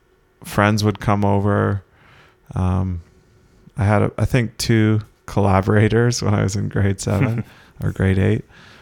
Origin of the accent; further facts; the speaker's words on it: Keswick, Ontario, Canada; especially when I went to Newmarket in grade 9, like people would just almost spit on me because I was from Keswick.